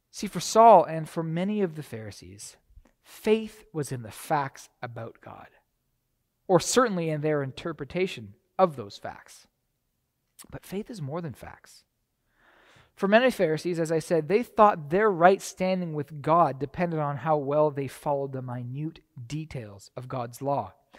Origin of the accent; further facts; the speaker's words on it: Canada; moved away as an adult; now in United States; I was from Canada